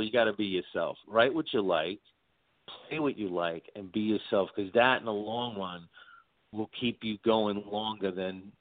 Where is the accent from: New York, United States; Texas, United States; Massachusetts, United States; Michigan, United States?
New York, United States; New York City; where I grew up in Brooklyn